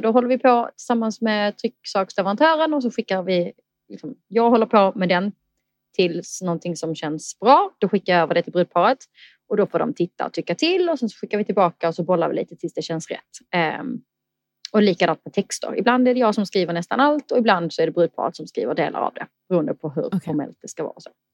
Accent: Eslöv, Skåne, Sweden; moved away; also born or lived in Stockholm; Jag kommer från Eslöv i Skåne

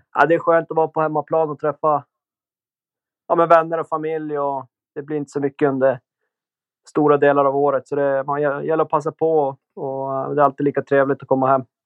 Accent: Umeå, Västerbotten County, Sweden; now in Switzerland; hemma i Umeå

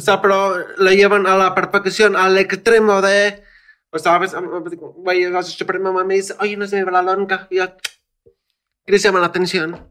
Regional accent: Mexico; soy mexicano

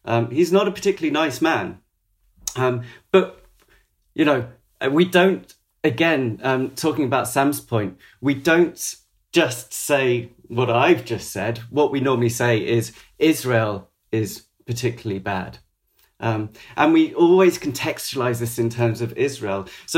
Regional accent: Maidenhead, South East England, United Kingdom; I want to make it really clear that I was brought up in Maidenhead.

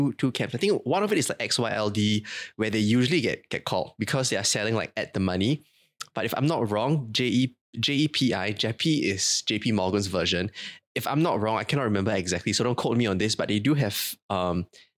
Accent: Singapore; being Singaporean

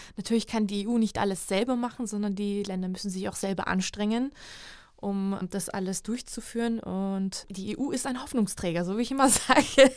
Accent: Georgia; moved away; also born or lived in Hungary; in meinem Heimatland

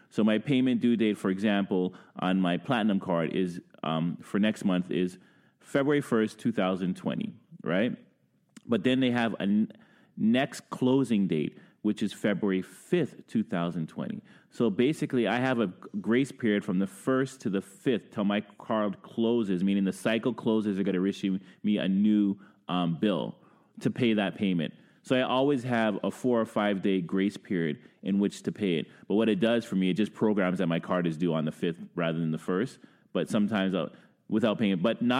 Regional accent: Brooklyn, New York, United States; now in Ottawa, Canada; I've been here 20 plus years. I'm from Brooklyn.

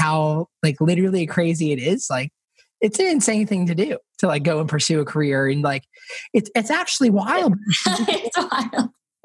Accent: Spring Hill, Tennessee, United States; also born or lived in Nashville; growing up in Spring Hill, like Tennessee, an hour south of Nashville

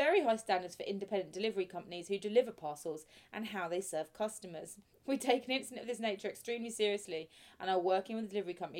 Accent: Essex, East of England, United Kingdom; we're from Essex.

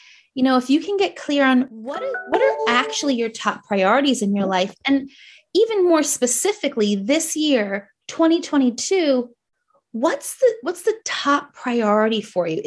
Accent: New Jersey, United States; accent: Jersey; moved away as an adult; also born or lived in New York; now in New Zealand; I was a New Yorker, but like, but I'm from Jersey. So I have my Jersey accent

